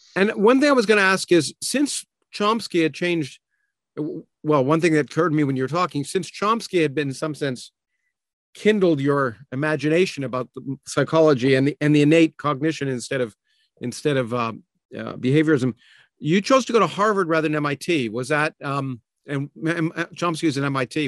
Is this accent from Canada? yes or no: yes; Toronto, Ontario, Canada; moved away as an adult; also born or lived in Boston; I grew up in Toronto.